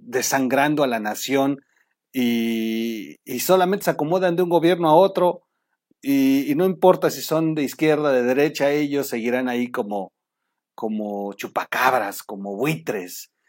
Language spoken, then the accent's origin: Spanish; Mexico; nos acaban de joder como mexicanos